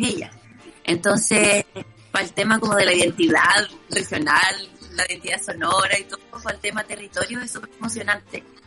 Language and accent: Spanish; Concepción, Biobío, Chile; Yo soy de Concepción